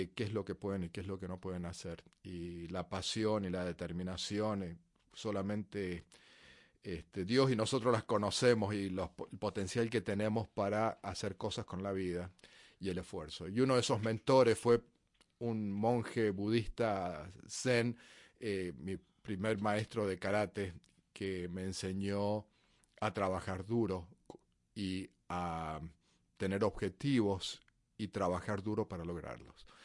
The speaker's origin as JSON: {"language": "Spanish", "region": "Mendoza", "country": "Argentina", "tie": "born or raised there", "said": "nací en Argentina, en Mendoza, en las montañas cerca de la frontera con Chile. Y eh, es un desierto eh, y una ciudad bastante conservadora. Y mm, bueno, fue donde crecí."}